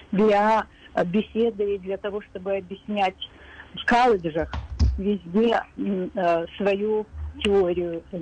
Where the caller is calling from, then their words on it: Queens, New York, United States; я из Квинса, часто слушаю ваши передачи.